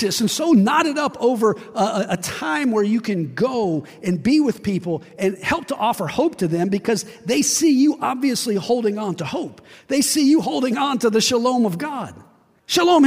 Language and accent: English; West Virginia, United States; I'm from West Virginia.